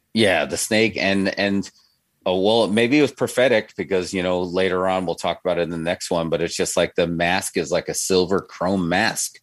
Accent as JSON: {"language": "English", "region": "New York", "country": "United States", "tie": "born or raised there", "said": "growing up in New York"}